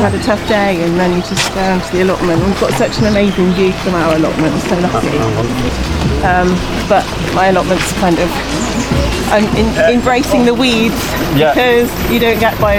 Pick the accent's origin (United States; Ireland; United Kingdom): United Kingdom; Forest of Dean, South West England; moved away; I'm originally from the Forest of Dean